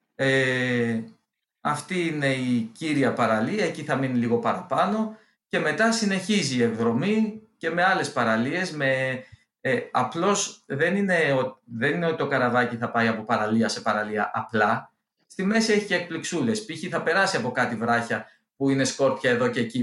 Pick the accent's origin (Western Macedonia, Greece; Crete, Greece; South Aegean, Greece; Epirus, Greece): South Aegean, Greece; Olympos; moved away; εγώ είμαι από την Όλυμπο, έχω και σπίτι εκεί, είμαι από του τυχερού αυτού. Ε, δεν μένω δυστυχώ εκεί